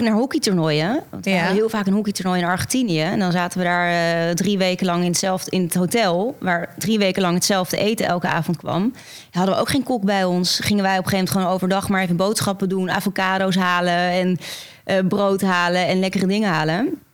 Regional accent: Netherlands; In Beeldhoven.

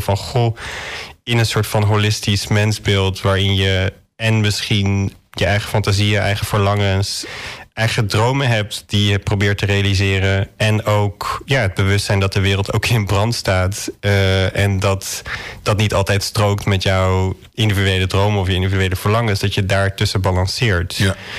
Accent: Drenthe, Netherlands; born or raised there

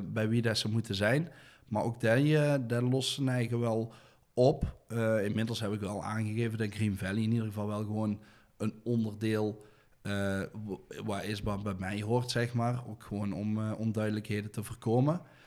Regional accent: Deurne, North Brabant, Netherlands; daar ben ik opgegroeid in, in de sint Joseph parochie bij de atletiekbaan

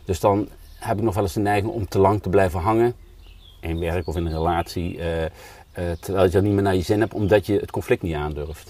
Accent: Spijk, Gelderland, Netherlands; moved away; Maar dat is Spijk. dat ligt nog een dorp ervoor. Ja. Maar daar ben ik eh, opgegroeid

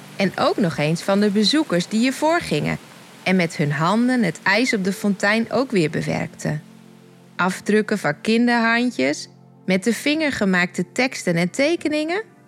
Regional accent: Dokkum, Friesland, Netherlands; Ik ben geboren op een van de bolwerken van Dokkum en woon nu met mijn man en drie tieners ook op de bolwerken

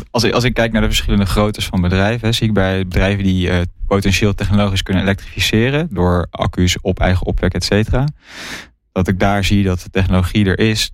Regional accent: Netherlands; als, als Nederlander

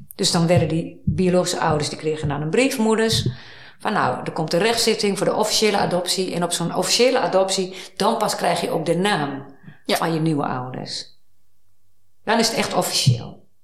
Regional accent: Twente, Overijssel, Netherlands; also born or lived in Amsterdam; now in Hilversum, Netherlands; ik ben opgegroeid in Twente.

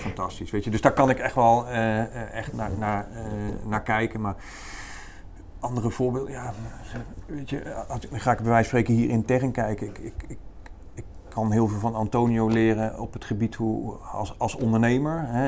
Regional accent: North Brabant, Netherlands; ik kom uit Brabant

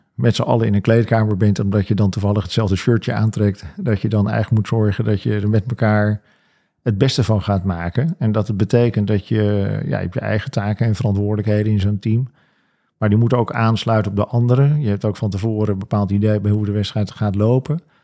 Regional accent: Alkmaar, North Holland, Netherlands; also born or lived in Venhuizen; toen ik vier was, kreeg mijn vader een nieuwe baan in Alkmaar. Zijn mijn ouders verhuisd naar Alkmaar

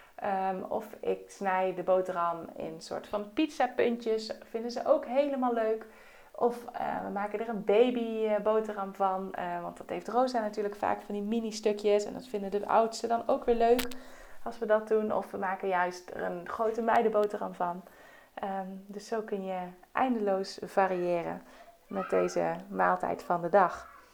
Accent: Netherlands; wij eh, als Nederlanders

